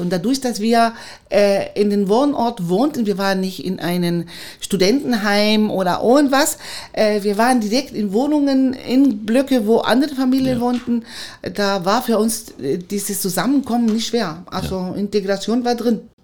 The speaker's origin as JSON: {"language": "German", "country": "Chile", "tie": "born or raised there", "second_language": "German", "moved": "as an adult", "lives_now": "Cottbus, Germany", "said": "ich aus Chile kam, war ich in Cottbus bekannt, dass eine chilenische Hebamme im Kreissaal ist"}